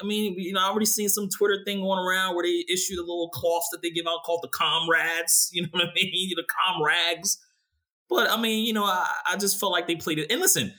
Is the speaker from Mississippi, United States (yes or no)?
no; Philadelphia, Pennsylvania, United States; I'm from Philly